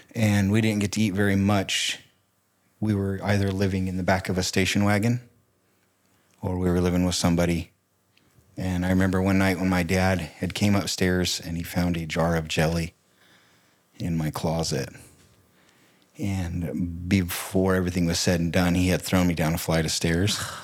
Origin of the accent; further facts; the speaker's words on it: Riverside, California, United States; moved away as an adult; also born or lived in Banning, California / New Plymouth, Idaho / Boise, Idaho; I grew up in Southern California.